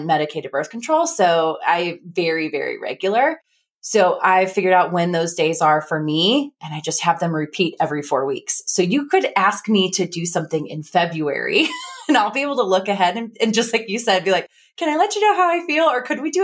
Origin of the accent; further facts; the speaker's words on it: Midwest, United States; accent: Midwest; That's my Midwest accent